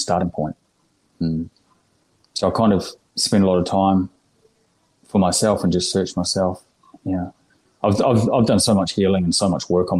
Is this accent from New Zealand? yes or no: yes; New Zealand; moved away as an adult; now in Australia; Born and raised in New Zealand for the first 30 years